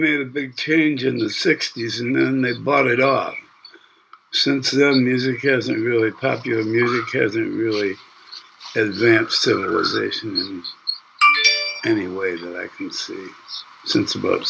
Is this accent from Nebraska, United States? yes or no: no; Davison, Michigan, United States; also born or lived in Flint, Michigan; I grew up in Davison, Michigan. I was born in Flint.